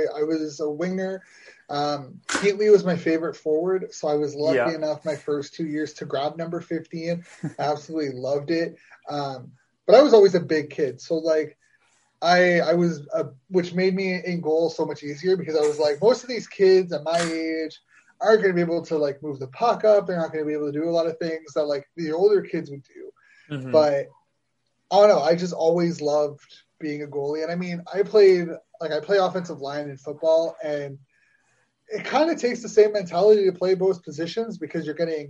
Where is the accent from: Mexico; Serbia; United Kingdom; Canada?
Canada; Ottawa, Ontario; So I would play Canadian. I mean, I didn't play high school because it's actually, in Ottawa at leas